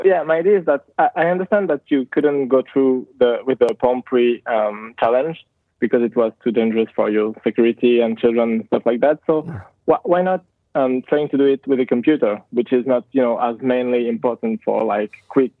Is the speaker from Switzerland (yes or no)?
yes; Switzerland; English is a second language; Already sorry for my accent because obviously I'm from Switzerland.